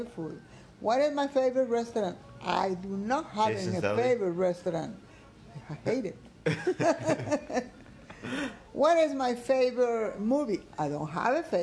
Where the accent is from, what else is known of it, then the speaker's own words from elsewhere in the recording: Guatemala; now in Houston, United States; I'm born there and I'm raised in there